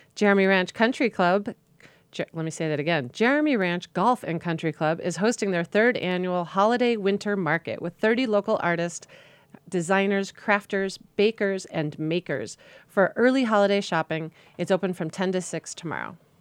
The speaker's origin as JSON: {"language": "English", "region": "Connecticut", "country": "United States", "tie": "born or raised there", "moved": "yes", "lives_now": "Park City, United States", "said": "I grew up in Connecticut"}